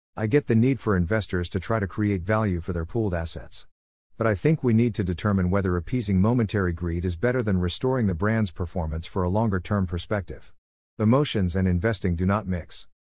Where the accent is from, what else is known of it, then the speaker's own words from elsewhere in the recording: New Jersey, United States; I am from New Jersey